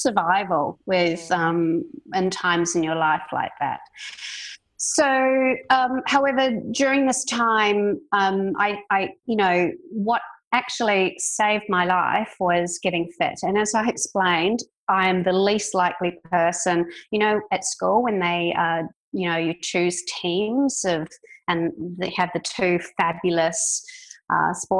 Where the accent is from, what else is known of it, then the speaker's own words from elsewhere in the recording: New Zealand; moved away as an adult; also born or lived in United Kingdom; now in Melbourne, Australia; I'm a Kiwi